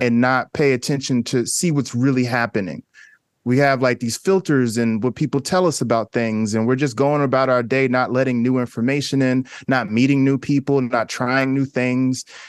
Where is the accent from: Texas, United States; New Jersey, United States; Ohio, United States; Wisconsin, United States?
New Jersey, United States; Newark; I grew up in Newark, New Jersey